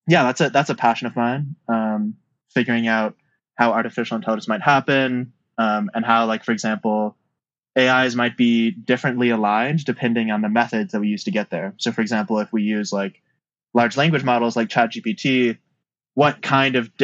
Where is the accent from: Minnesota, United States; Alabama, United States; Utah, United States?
Utah, United States; moved away; I grew up in Utah